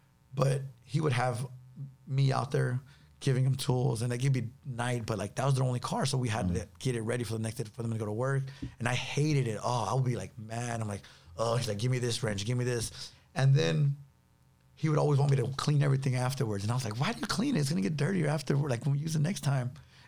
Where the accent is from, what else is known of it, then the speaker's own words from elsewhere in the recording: Los Angeles, California, United States; South Central LA.